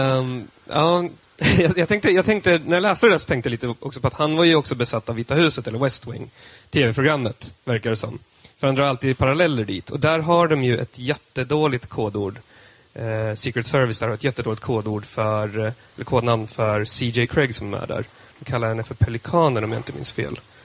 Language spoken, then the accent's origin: Swedish; Södermanland, Sweden; jag är sörmlänning som han är